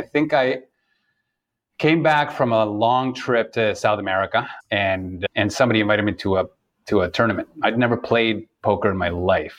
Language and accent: English; Toronto, Ontario, Canada; moved away; I'm originally from Toronto